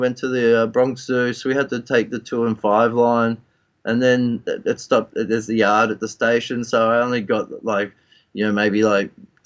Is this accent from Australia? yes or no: yes; Australia